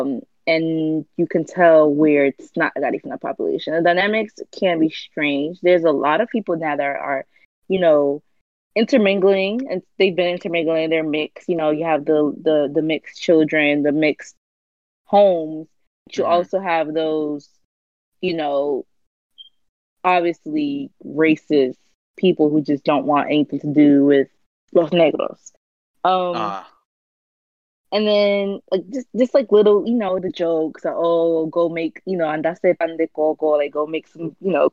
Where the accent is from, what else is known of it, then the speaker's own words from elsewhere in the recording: United States; also born or lived in Honduras; I was born in the United States